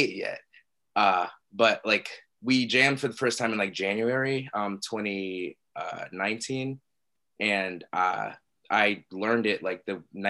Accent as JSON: {"language": "English", "town": "Pittsburgh", "region": "Pennsylvania", "country": "United States", "tie": "born or raised there", "said": "I was born in Pittsburgh. So I was actually the first person in my family to be born and raised in the United States"}